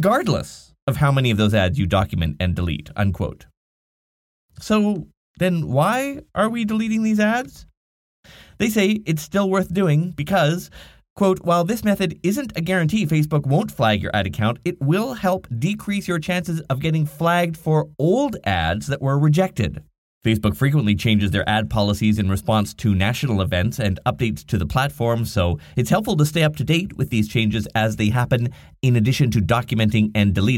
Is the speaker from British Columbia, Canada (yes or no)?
yes; Nanaimo, British Columbia, Canada; my hometown called the Nanaimo Chronicles